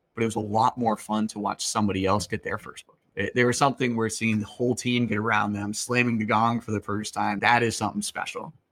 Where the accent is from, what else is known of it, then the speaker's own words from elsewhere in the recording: Boston, Massachusetts, United States; I'm from Boston